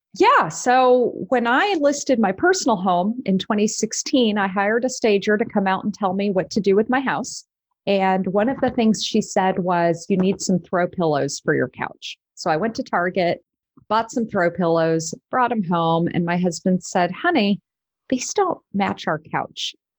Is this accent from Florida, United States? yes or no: no; Texas, United States; now in Des Moines, United States; I'm from Texas, but I've been in Iowa eleven years